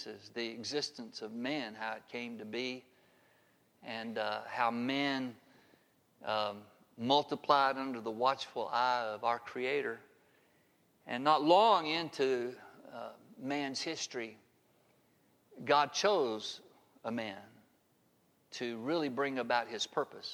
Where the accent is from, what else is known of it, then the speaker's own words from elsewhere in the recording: Harpersville, Alabama, United States; I grew up in Harpersville, Alabama